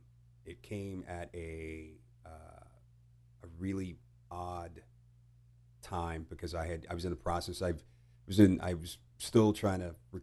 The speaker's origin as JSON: {"language": "English", "town": "Houston", "region": "Texas", "country": "United States", "tie": "born or raised there", "also_born_or_lived": "Italy / England", "said": "And then I think when I was five, I was five, and then we moved back to Houston."}